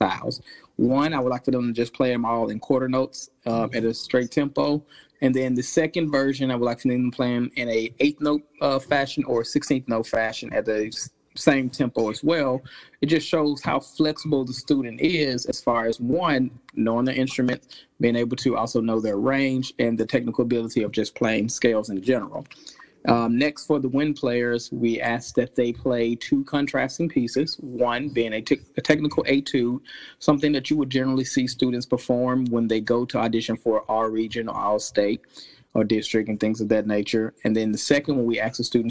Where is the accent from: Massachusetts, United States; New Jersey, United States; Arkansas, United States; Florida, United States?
Arkansas, United States; moved away as an adult; also born or lived in Texas; now in South Carolina, United States; I'm from originally from Arkansas